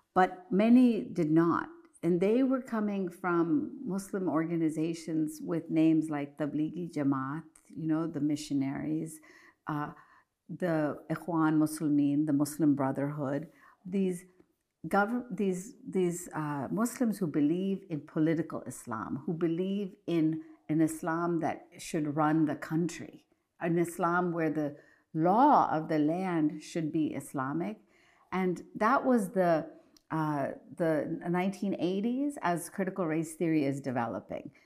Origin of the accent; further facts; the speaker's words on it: Morgantown, West Virginia, United States; my hometown mosque in Morgantown, West Virginia